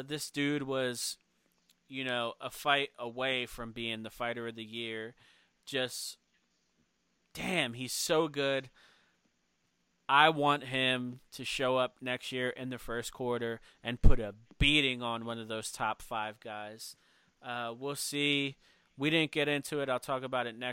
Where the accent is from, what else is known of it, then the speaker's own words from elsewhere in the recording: Philadelphia, Pennsylvania, United States; I'm from Philly